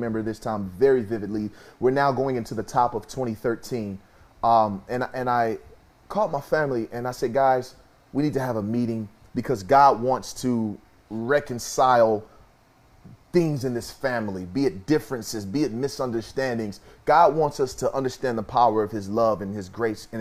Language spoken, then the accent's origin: English; Kansas City, United States; moved away; my hometown in Kansas City